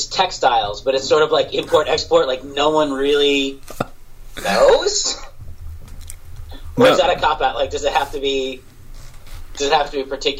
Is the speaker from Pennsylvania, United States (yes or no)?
yes; Pittsburgh, Pennsylvania, United States; moved away; I grew up in Pittsburgh, and I was a steel town